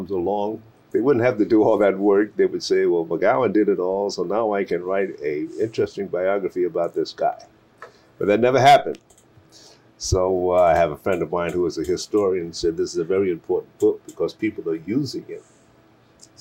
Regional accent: New York City, New York, United States; Having been born and raised in Brooklyn, New York

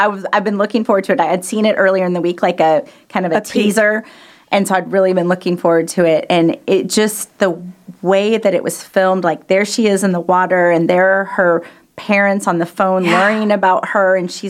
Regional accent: Kansas City, Missouri, United States; now in Texas, United States; From Kansas City. I was born and raised there.

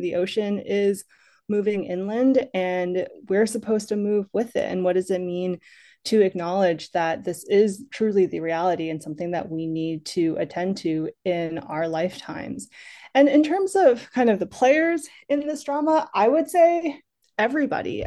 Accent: Massachusetts, United States; moved away as an adult; now in Los Angeles, United States; I didn't grow up in California. I grew up in Massachusetts, but coming to California, moving to L

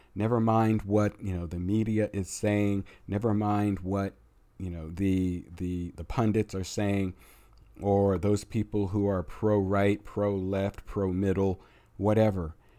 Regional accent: United States; we are American

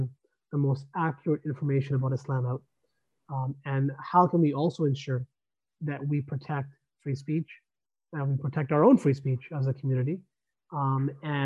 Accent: Canada; we as Canadian Muslims, as Canadians

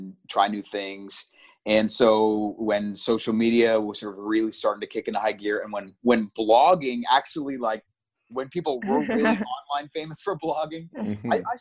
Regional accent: Ottawa, Ontario, Canada; I grew up in Ottawa

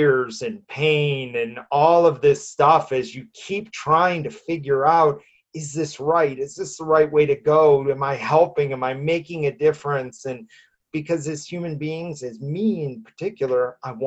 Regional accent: Midwest, United States; moved away as an adult; now in Denver, United States; I grew up in the Midwest, in the middle of the country

